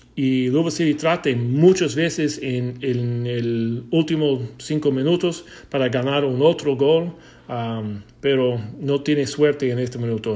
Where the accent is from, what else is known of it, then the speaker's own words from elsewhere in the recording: United States; Spanish is a second language; soy americano